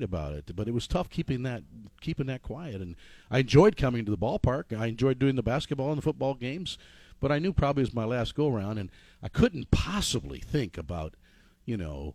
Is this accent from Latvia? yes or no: no; near Chicago, Illinois, United States; moved away as an adult; also born or lived in Peoria, Illinois / Dayton, Ohio; I grew up in near Chicago